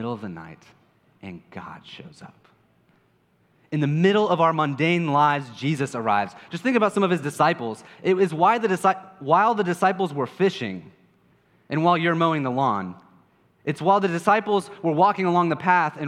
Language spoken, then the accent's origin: English; Kansas, United States; I'm from Kansas